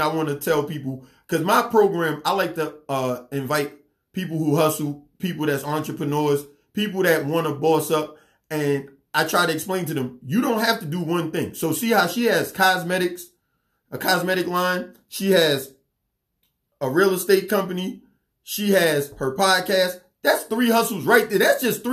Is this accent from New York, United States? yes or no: yes; New York City, New York, United States; now in Gwinnett County, Georgia, United States; I'm from Queens.